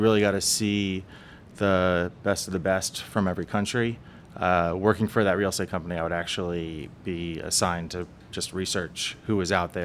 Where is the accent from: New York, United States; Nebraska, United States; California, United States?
California, United States; Los Angeles; I grew up in Los Angeles.